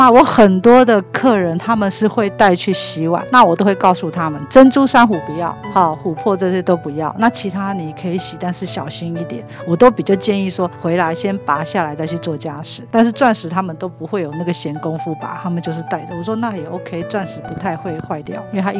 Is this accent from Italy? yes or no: yes; Italy; Chinese is a second language; 我们意大利人说，这个艺术的底子是在上轨里面，就在血里面的，改不掉。